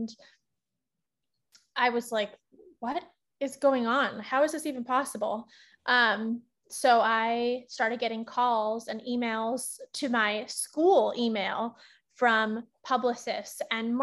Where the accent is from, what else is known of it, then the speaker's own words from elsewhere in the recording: Northern California, United States; moved away as an adult; also born or lived in Los Angeles; my hometown at my parents' restaurant back in NorCal